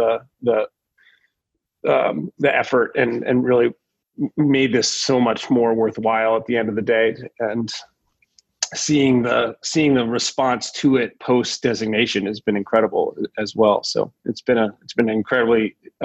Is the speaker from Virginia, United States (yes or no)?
no; Northern Piscataquis County, Maine, United States; I grew up in Northern Piscataquis County